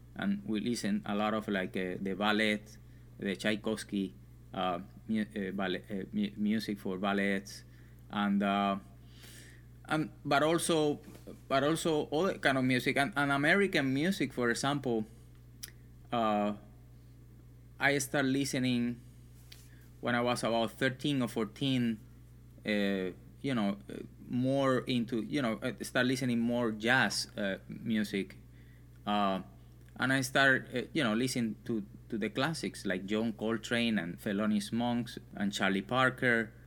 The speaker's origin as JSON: {"language": "English", "town": "Santa Clara", "region": "Villa Clara", "country": "Cuba", "tie": "born or raised there", "moved": "yes"}